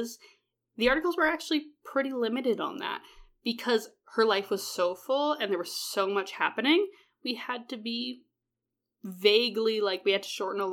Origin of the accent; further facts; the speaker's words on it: Canada; we're Canadian